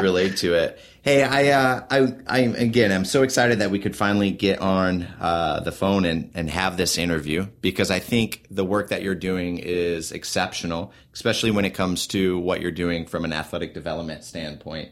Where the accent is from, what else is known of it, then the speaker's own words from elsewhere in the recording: Michigan, United States; moved away; also born or lived in Wichita, Kansas; growing up in Michigan